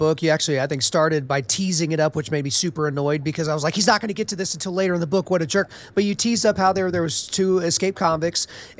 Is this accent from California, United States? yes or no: yes; Los Angeles, California, United States; Oh, and by the way, I grew up in Los Angeles.